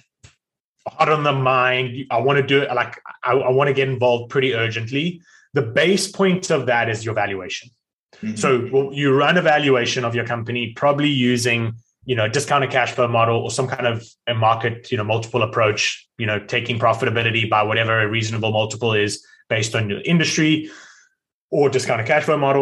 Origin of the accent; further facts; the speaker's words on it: South Africa; now in United States; I'm South African, yet live in America